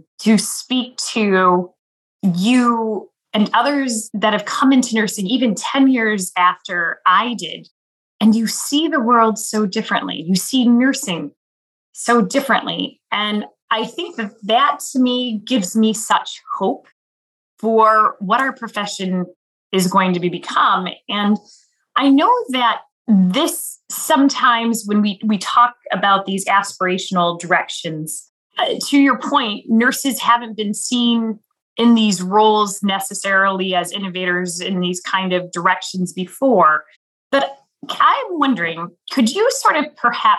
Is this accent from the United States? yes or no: yes; Midwest, United States; growing up in the Quad Cities